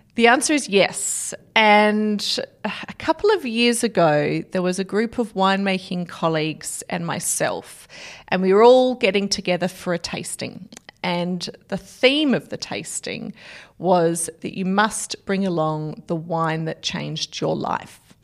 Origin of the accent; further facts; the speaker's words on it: South Australia, Australia; back home in South Australia